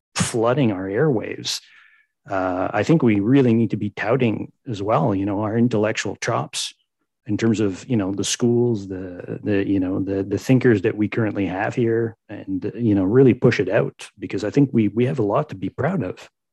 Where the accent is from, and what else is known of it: Canada